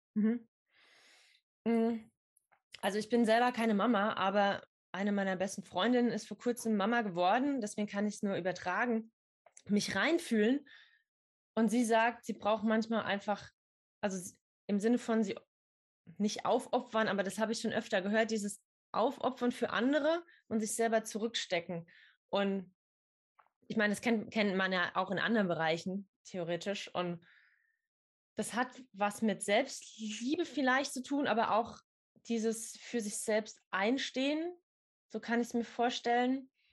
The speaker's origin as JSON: {"language": "German", "area": "near Idar-Oberstein", "region": "Rhineland-Palatinate", "country": "Germany", "tie": "born or raised there", "said": "ich komme aus der Nähe von Ida Oberstein"}